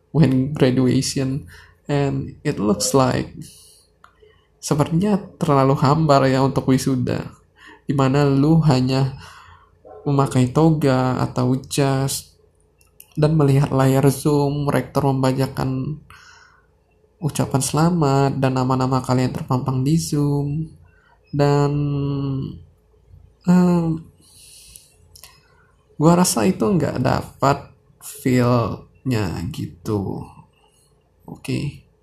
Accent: Sumatra, Indonesia; padahal kalau dari tempat gua dari Jakarta eh dari Bandara Jakarta Soekarno Hatta ke tempat gua di Sumatera itu biasanya 600 ribu

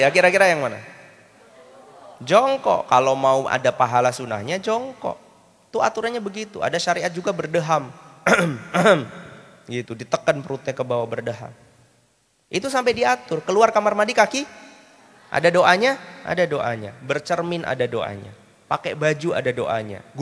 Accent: Java, Indonesia; Saya ditawarin, kan saya orang Jawa.

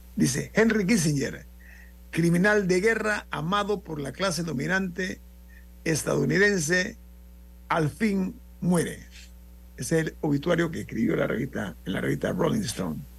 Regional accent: Panama; como panameño

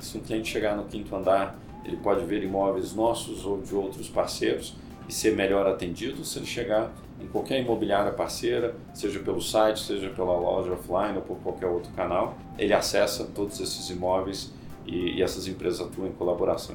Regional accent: Minas Gerais, Brazil; Eu sou mineiro

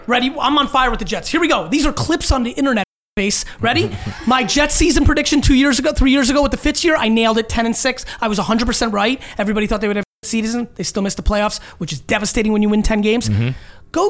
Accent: Russia; born there; moved away; I was born in Russia, so there was no history of family fandom.

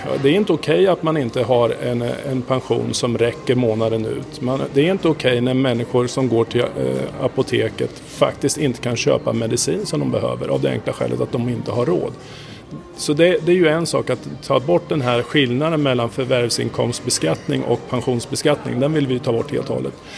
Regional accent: Sweden; also born or lived in United States

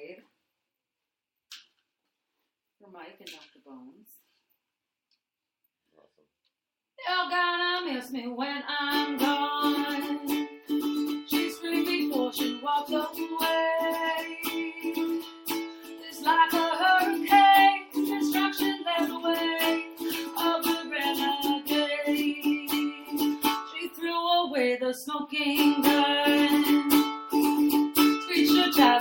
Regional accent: Haileybury and Kirkland Lake, Ontario, Canada; moved away; I'm heading up north to Haileybury and Kirkland Lake June 7th and 8th weekend, so I'm looking forward to that, hitting up my hometown.

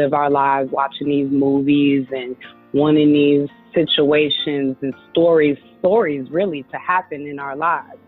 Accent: Chicago, Illinois, United States; moved away as an adult; now in California, United States; I'm originally from Chicago, and that's where I was born and raised.

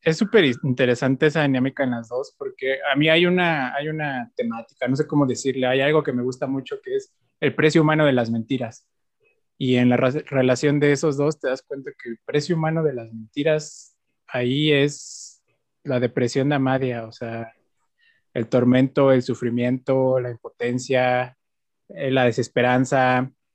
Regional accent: Mexico; nosotros como mexicanos

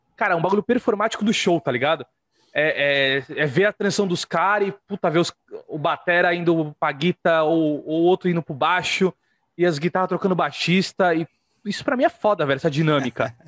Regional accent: Santos, São Paulo, Brazil; Eu tô em Santos, velho. Sou de Santos.

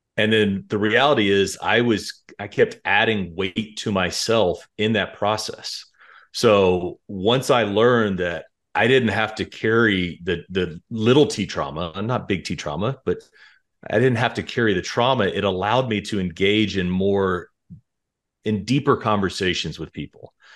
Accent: Dallas-Fort Worth area, Texas, United States; moved away as an adult; also born or lived in Colorado / Illinois / Chicago; We're both from the Dallas-Fort Worth area

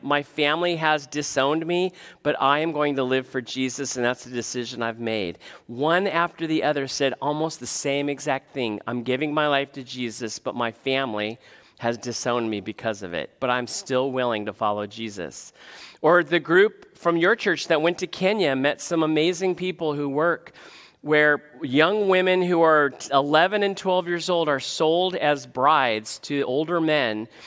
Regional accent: United States; as an American

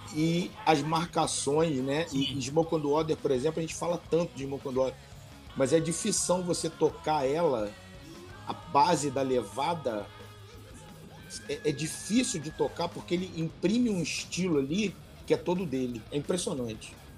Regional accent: Rio de Janeiro, Brazil; eu sou do Rio

